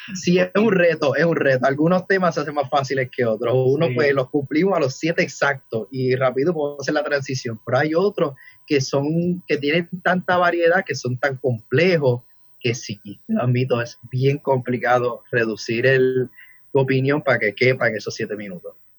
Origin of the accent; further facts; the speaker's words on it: Ponce, Puerto Rico; now in Vega, Puerto Rico; naturalmente de Ponce, pero vivo en Vega ya hace varios años